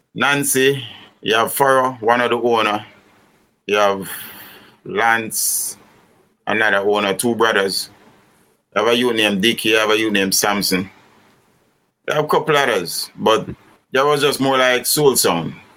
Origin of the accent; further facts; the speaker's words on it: Kingston, Jamaica; also born or lived in Rockfort, Kingston / Rollington Town / Franklin Town; I grew up in um, East Kingston of Jamaica